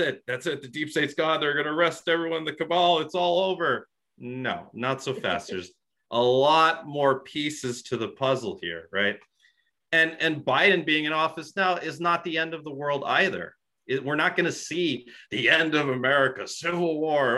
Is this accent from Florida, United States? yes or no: no; Rochester, New York, United States; also born or lived in Buffalo, New York; I'm from Rochester, New York